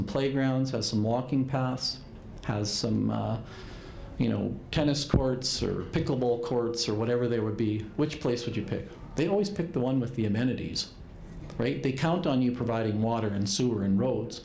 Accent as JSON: {"language": "English", "region": "Alberta", "country": "Canada", "tie": "born or raised there", "said": "I've obviously born and raised in Alberta"}